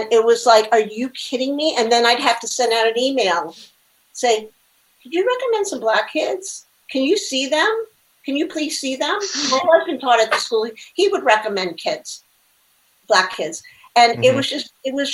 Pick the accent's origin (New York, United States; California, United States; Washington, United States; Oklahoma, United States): New York, United States; New York City; I was a little kid growing up in the Bronx, Manhattan